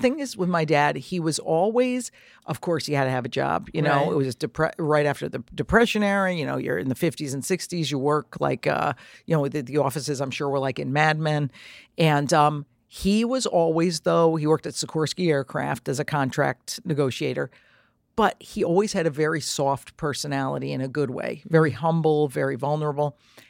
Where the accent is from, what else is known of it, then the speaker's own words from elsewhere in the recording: Trumbull, Connecticut, United States; I grew up in Trumbull, Connecticut. My mother's still in our same house.